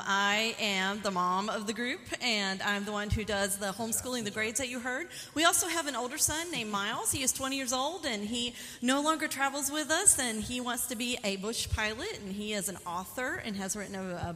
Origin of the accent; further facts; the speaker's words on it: Aguascalientes, Mexico; moved away; I grew up in Aguascalientes, Mexico, which is in the center of the country of Mexico. My parents have been there for 31 years.